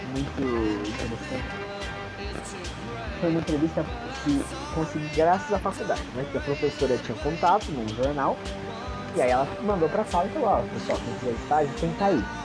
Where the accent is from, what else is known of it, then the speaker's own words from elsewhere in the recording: São Paulo, Brazil; Sou de São Paulo, é muito longe, não importa.